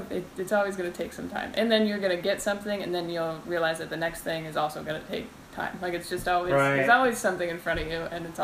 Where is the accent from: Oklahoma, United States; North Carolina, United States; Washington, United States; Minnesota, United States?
Washington, United States; Renton; moved away as an adult; also born or lived in Seattle; now in Los Angeles, United States; I'm from Renton.